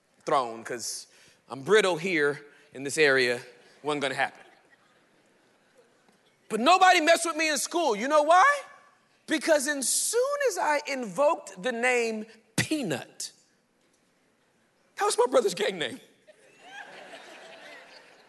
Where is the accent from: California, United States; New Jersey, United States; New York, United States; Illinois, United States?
California, United States; Inglewood; also born or lived in Irving, Texas; I was born and raised in Inglewood, California, the hood.